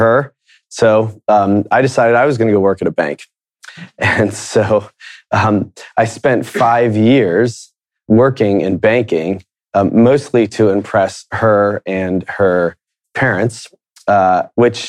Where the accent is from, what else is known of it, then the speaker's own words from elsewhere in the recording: Akron, Ohio, United States; also born or lived in Miami, Florida; We quickly moved to Akron, Ohio, and started our lives there